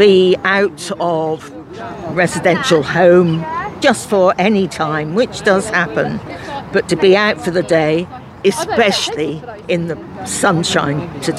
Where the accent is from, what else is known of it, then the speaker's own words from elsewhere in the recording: Weston-super-Mare, South West England, United Kingdom; now in St Albans, United Kingdom; I was brought up in Weston-super-Mare, so seaside